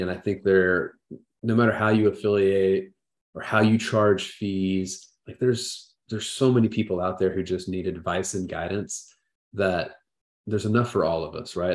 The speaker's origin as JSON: {"language": "English", "region": "Southern Indiana", "country": "United States", "tie": "born or raised there", "said": "I grew up in the Midwest and small town in Southern Indiana."}